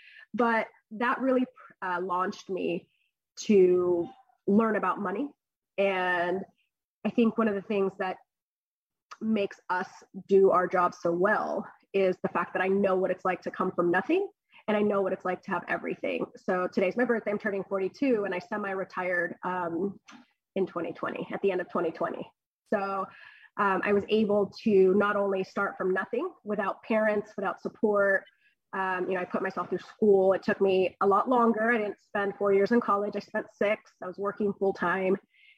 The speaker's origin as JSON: {"language": "English", "region": "California", "country": "United States", "tie": "born or raised there", "said": "So I grew up on the Central Coast. I was here when I was really young. I went to high school, I went to AG High, I went to Cal Poly. I've spent most of my life here on the Central Coast."}